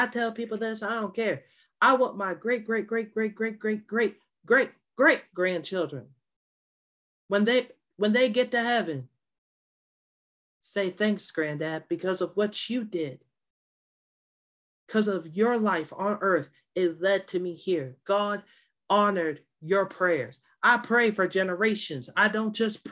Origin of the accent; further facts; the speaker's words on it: Virginia, United States; moved away; I used to do Young Life back in my home state of Virginia